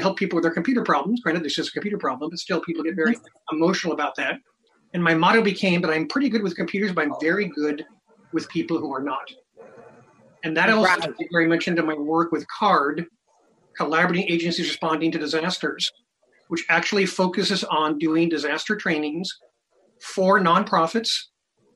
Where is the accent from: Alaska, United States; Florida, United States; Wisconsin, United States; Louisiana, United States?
Alaska, United States; I grew up in Alaska, and I spent a good part of my time living on a literally windswept island, very far off out in the Aleutian